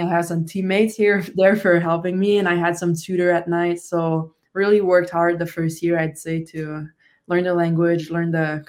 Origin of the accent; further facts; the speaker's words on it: Canada; first language French; English is a second language; moved away as an adult; because French is my first language, and I kind of, you know, I had those classes at school for English